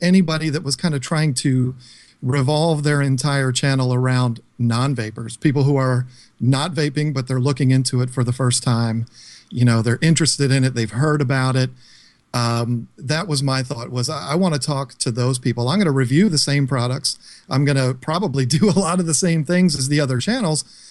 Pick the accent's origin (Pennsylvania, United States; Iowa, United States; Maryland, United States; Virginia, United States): Virginia, United States; King George; I'm from King George, Virginia